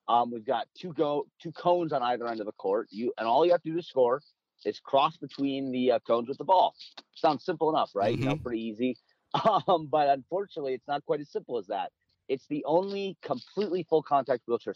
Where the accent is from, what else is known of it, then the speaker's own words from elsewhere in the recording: Minneapolis, Minnesota, United States; So I grew up in Minneapolis, Minnesota. A kid from Minnesota